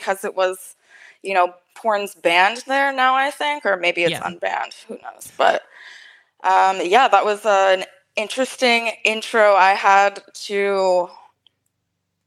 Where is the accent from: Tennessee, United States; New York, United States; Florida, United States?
Florida, United States; Fort Lauderdale; now in Pittsburgh, United States; I'm from Miami. Actually Fort Lauderdale. I was born and raised in South Florida area generally